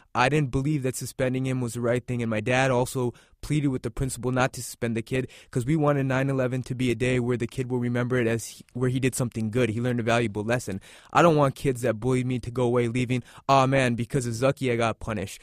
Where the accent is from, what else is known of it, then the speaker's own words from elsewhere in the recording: United States; we're all Americans